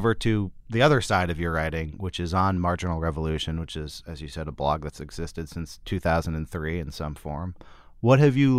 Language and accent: English; Berkeley, California, United States; Whereas for me, I'm from Berkeley, California.